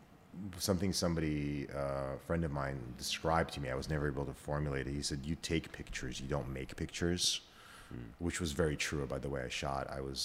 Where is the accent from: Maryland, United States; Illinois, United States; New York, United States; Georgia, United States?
New York, United States; New York City; I grew up in Brooklyn. I'm one of the few New Yorkers left in New York. Okay. I grew up in South Brooklyn. My family immigrated from the Soviet Union, what was the Soviet Union in 79. But I grew up in South Brooklyn.